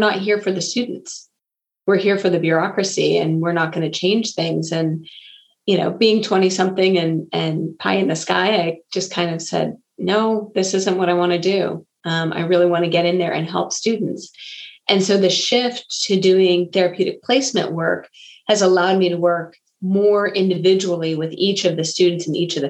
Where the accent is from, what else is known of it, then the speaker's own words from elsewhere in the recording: Bay Area, California, United States; moved away as an adult; also born or lived in Missouri; I come from the Bay Area. I had moved out to Missouri.